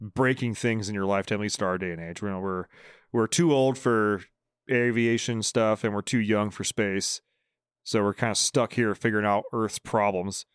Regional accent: Bay Area, California, United States; I'm from the Bay Area

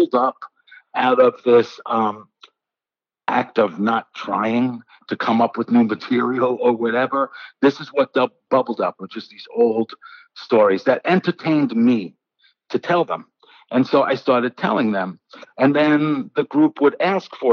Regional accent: New York City, New York, United States; I was born and raised in the Bronx

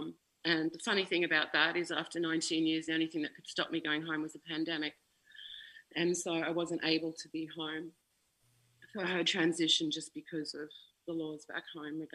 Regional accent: Ipswich, Queensland, Australia; there was a hospice in my hometown, Ipswich Hospice

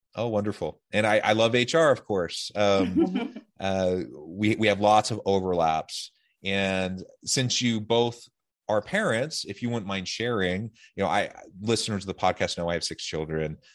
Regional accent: Salem, Oregon, United States; now in Utah, United States; I'm from Salem, Oregon

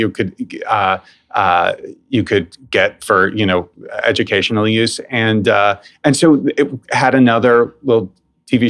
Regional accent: New York City, New York, United States; I grew up in New York City, went to school here

